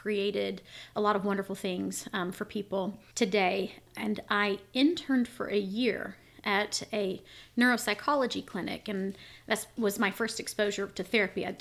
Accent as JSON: {"language": "English", "region": "Arkansas", "country": "United States", "tie": "born or raised there", "also_born_or_lived": "Israel", "said": "I am from Arkansas. I've spent most of my life here."}